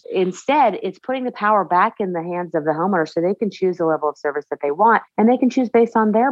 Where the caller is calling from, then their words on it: Dalton, Georgia, United States; I am joining you from Dalton, Georgia. And if you didn't know it, Dalton is the carpet capital of the world.